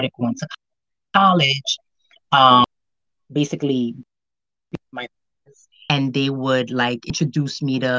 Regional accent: Dominican Republic; also born or lived in Haiti; I'm from the Dominican Republic and my family's also from Haiti.

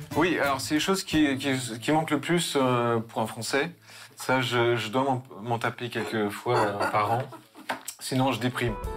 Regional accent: Haute-Savoie, Auvergne-Rhône-Alpes, France; now in Novosibirsk, Russia; je suis de Haute-Savoie

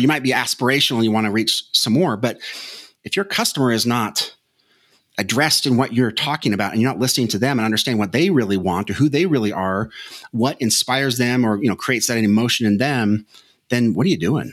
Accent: Las Vegas, Nevada, United States; a kid growing up in Las Vegas, Nevada

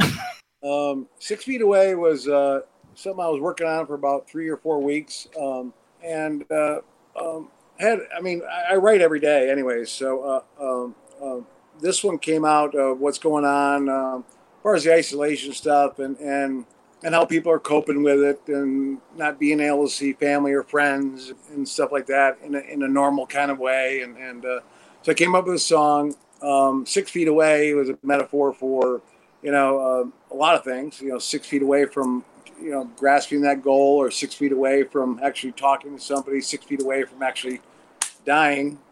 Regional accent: Watertown, New York, United States; now in Los Angeles, United States; originally upstate New York, Watertown, and then lived in the city for three years

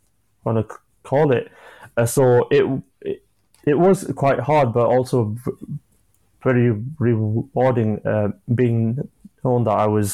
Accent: Yorkshire and the Humber, United Kingdom; I'm from Yorkshire

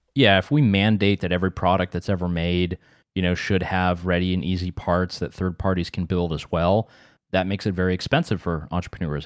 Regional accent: North Carolina, United States; in my hometown in North Carolina

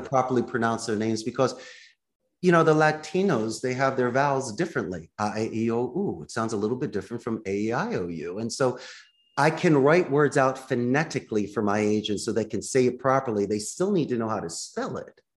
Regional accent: Philadelphia, Pennsylvania, United States; now in Costa Rica; I'm from Philly.

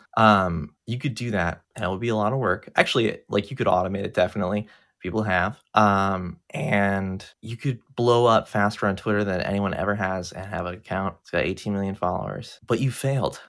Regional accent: United States; I'm an American and I've never been outside the country

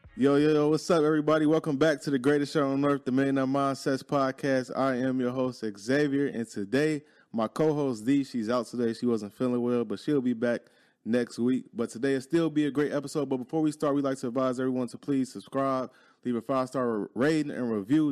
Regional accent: Chicago, Illinois, United States; moved away as an adult; now in Dallas, United States; I'm from Chicago

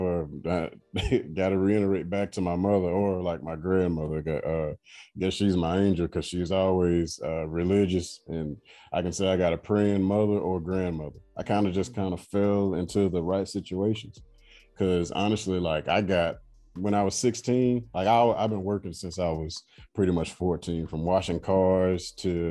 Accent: United States; moved away as an adult; now in Abu Dhabi, United Arab Emirates; I love being American

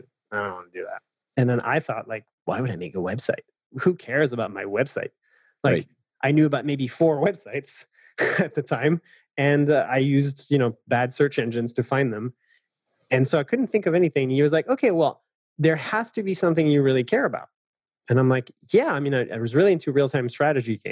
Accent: Paris, Île-de-France, France; I'm French. I know it's not super obvious, but so I grew up in Paris

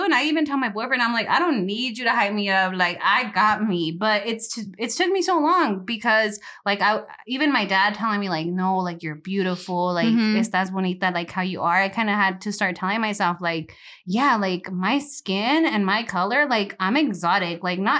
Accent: Delano, California, United States; I'm all Delano. I mean, like, even my siblings, like, I remember growing up

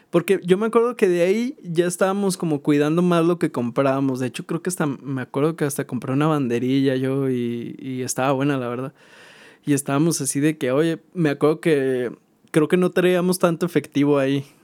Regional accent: Zacatecas, Mexico; De hecho, precisamente por la cantera más me recuerda a mi ciudad natal, ¿no? O sea, como que a mí Zacatecas me trae esta, este buen recuerdo como de algo, de algo familiar.

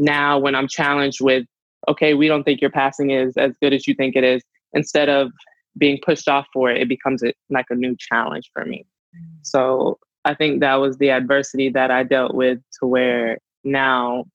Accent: North Carolina, United States; moved away as an adult; now in California, United States; go back home to North Carolina, because I moved from North Carolina all the way to California for rugby

